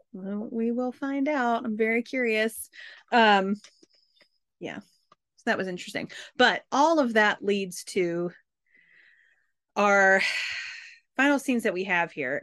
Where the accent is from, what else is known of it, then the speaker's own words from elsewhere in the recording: the South, United States; I'm from the South